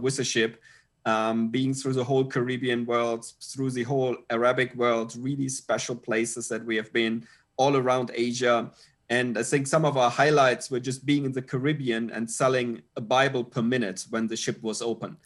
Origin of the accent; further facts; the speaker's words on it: Germany; moved away as an adult; now in Pattaya, Thailand; Steffi and I, we are originally from Germany, uh, but actually haven't lived in Germany now for, I think, more than twenty-two years